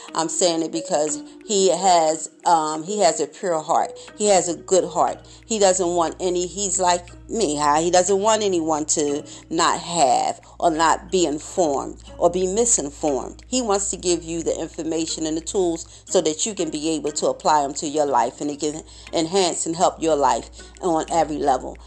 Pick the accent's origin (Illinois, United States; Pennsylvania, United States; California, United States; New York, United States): Pennsylvania, United States; Philadelphia; being from Philadelphia, growing up in Philadelphia all my life